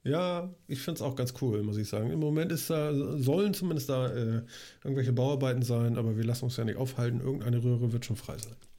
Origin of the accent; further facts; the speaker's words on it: Hamburg, Germany; als Hamburger